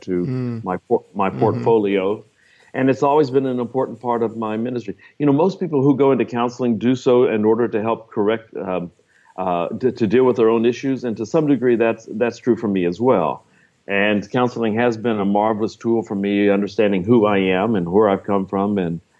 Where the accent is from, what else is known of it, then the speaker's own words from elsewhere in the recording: Texas, United States; I live in the Dallas area in Texas. Was actually born in Texas.